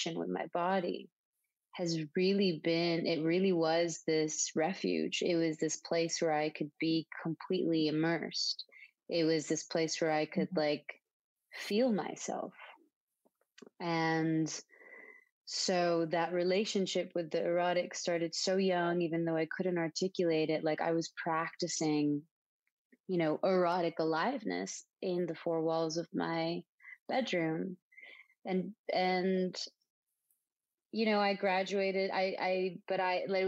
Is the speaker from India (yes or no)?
no; Dhahran, Eastern Province, Saudi Arabia; moved away as an adult; now in Los Angeles, United States; I'm from Saudi Arabia. I was born and raised there. I grew up in such an interesting place called Saudi Aramco